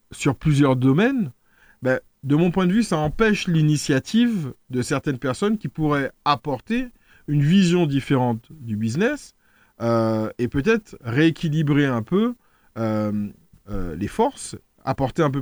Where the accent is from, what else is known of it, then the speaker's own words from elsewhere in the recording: Martinique; Et l'exemple que je prends, on le connaît tous en tant que Martiniquais. Il y a trois ans, la téléphonie mobile était extrêmement chère en Martinique.